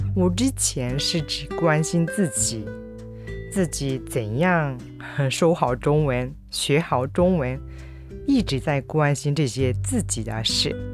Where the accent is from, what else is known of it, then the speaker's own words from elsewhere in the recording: Kyushu, Japan; now in Kobe, Japan; 私の実家ふるさとの九州の方